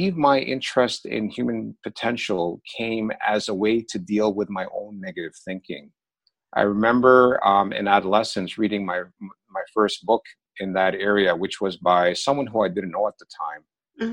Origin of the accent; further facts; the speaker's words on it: Oshawa, Ontario, Canada; also born or lived in London, England / Toronto; I was born in London, England. My parents were immigrants from Pakistan there. And they moved to Canada when I was very young. I was 5 years old. And we initially lived in Toronto for a couple of years. But then we moved to a smaller town / city east of Toronto, about 30 miles, called Oshawa.